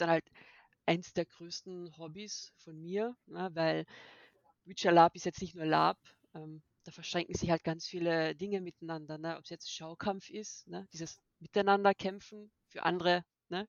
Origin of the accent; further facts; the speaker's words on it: Austria; now in Germany; Ich komme genauso aus Österreich, wie man es vielleicht ein bisschen hören kann.